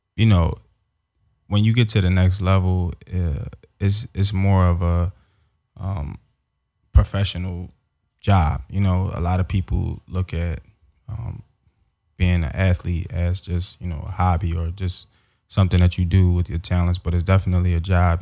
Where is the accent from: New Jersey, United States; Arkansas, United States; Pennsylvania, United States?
Pennsylvania, United States; Philadelphia; moved away as an adult; also born or lived in Los Angeles; growing up in Philly, uh, I got involved in football at a young age